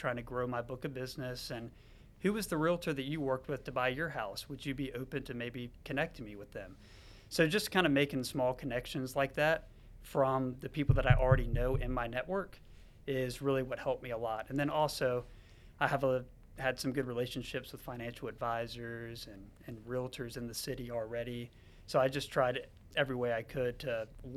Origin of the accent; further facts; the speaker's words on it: Charlotte, North Carolina, United States; I was actually born and raised in Charlotte